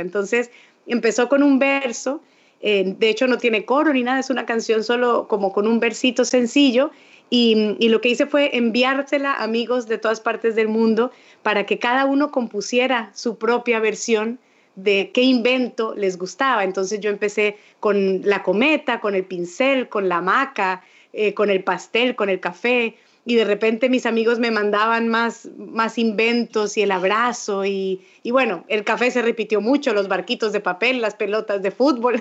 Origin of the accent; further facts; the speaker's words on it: Colombia; un país como el mío, como Colombia